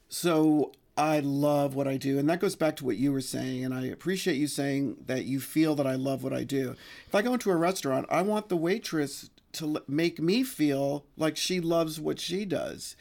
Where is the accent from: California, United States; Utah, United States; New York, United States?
New York, United States; New York City; I grew up in the Bronx, um, right near Gun Hill Road